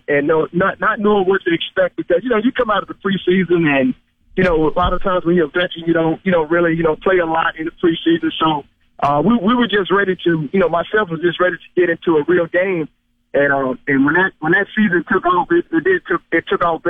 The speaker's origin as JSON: {"language": "English", "region": "Mississippi", "country": "United States", "tie": "born or raised there", "also_born_or_lived": "Saskatchewan", "lives_now": "Greenville, United States", "said": "I'm living in Greenfield, Mississippi, back in my hometown."}